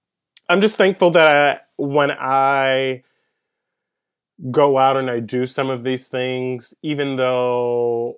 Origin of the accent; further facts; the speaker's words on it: Pensacola, Florida, United States; also born or lived in Andalusia, Alabama; I grew up in Pensacola, Florida. I was born in Andalusia, Alabama